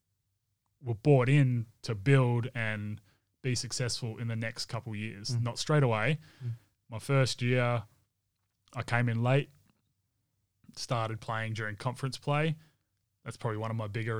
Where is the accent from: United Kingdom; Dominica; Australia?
Australia; Perth, Western Australia; growing up around the Wildcats and around dad being part of the Wildcats, and I guess being a celebrity here in Perth